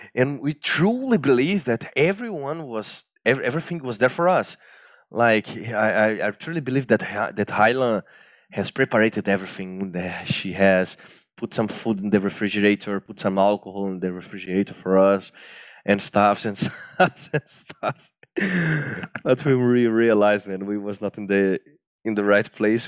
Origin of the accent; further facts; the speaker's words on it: Brazil; English is a second language; I'm from Brazil